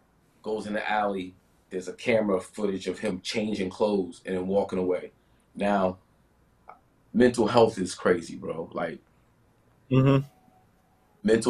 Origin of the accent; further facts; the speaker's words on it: East Orange, New Jersey, United States; moved away as an adult; also born or lived in New York; now in Florida, United States; I'm from East Orange. East Orange, Newark is the same thing. But I've been in New York. I was in New York for like 15 years. I'm in Florida for the last 5-6 years